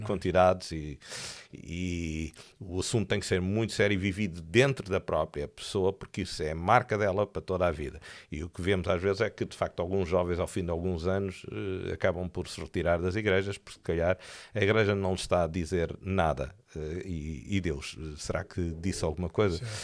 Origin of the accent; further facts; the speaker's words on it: Tomar, Centro, Portugal; moved away as an adult; also born or lived in Feijó; now in Lisbon, Portugal; Eu nasci em Tomar